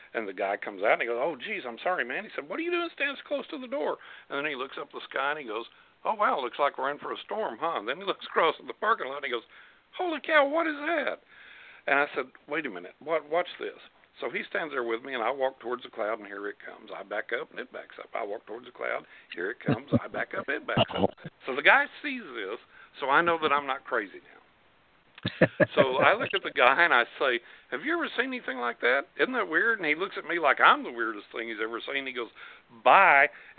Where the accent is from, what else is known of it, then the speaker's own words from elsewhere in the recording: West Texas, United States; moved away; I grew up in West Texas.